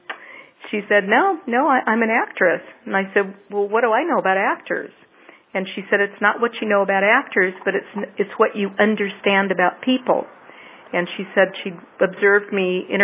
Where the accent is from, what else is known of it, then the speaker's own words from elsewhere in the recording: Southern California, United States; also born or lived in Loma Linda, California / Los Angeles; lived in a small town in Southern California after that for the first several years of my life.